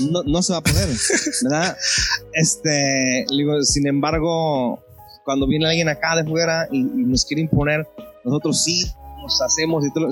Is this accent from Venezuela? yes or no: no; Mexico; nosotros como mexicanos